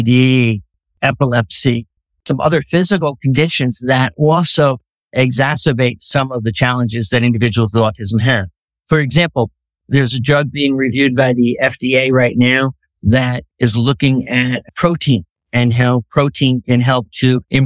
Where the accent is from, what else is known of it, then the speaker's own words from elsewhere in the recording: Monmouth County, New Jersey, United States; also born or lived in Scranton, Pennsylvania; I grew up in Monmouth County, New Jersey